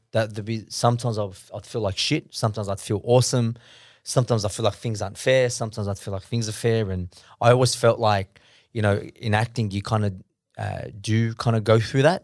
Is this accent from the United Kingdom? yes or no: no; Sydney, New South Wales, Australia; born in Australia.